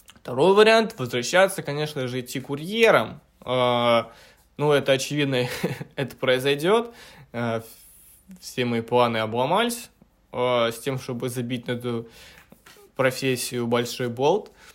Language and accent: Russian; Petropavlovka, Krasnoyarsk Krai, Russia; now in Moscow, Russia; на родину, к себе в Красноярск, а, в Петропавловку, в свою родную деревню